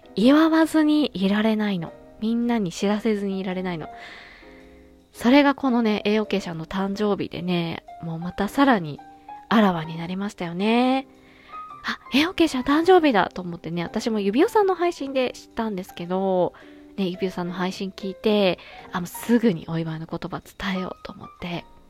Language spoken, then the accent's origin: Japanese; Fukuoka, Japan; moved away; 地元博多へ、旅立ちます